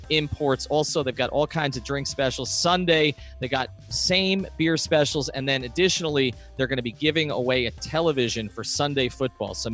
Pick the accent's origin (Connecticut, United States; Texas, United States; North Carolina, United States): North Carolina, United States; Charlotte; Growing up in Charlotte, the two pro teams there, the basketball and, and football teams, are relatively young, right?